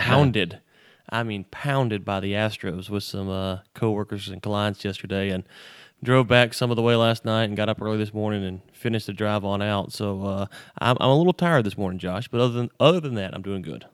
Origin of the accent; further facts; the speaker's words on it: Louisiana, United States; growing up in Louisiana